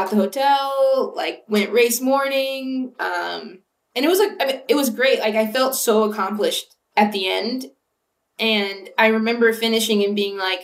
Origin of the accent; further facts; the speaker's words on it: Ventura, California, United States; moved away; I'm from about an hour north of LA. I'm from Ventura.